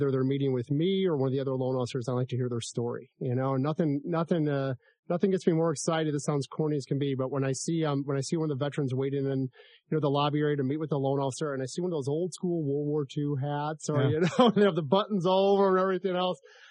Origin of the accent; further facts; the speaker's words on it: St. Louis, Missouri, United States; born and raised in St. Louis